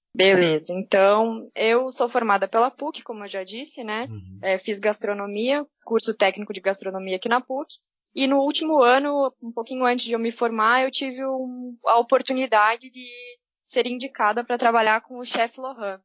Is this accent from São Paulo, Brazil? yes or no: no; Curitiba, Paraná, Brazil; sou de Curitiba